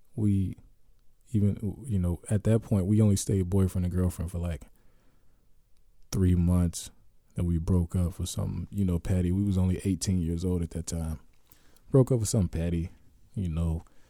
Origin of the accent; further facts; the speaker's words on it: Youngstown, Ohio, United States; moved away as an adult; I'm from Ohio.